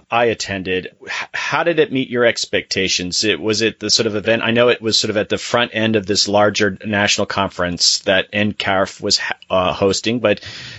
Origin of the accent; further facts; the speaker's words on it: United States; as an American